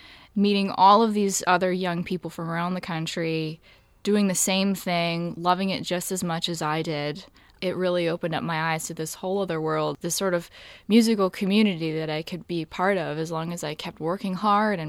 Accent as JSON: {"language": "English", "town": "West Hartford", "region": "Connecticut", "country": "United States", "also_born_or_lived": "New York", "moved": "yes", "said": "I'm from West Hartford, Connecticut."}